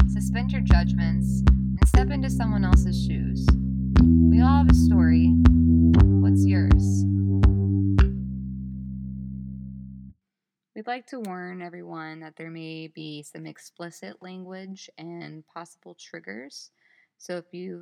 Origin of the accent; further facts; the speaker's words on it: the South, United States; moved away as an adult; now in Ypsilanti, United States; I'm so from the South. I say y'all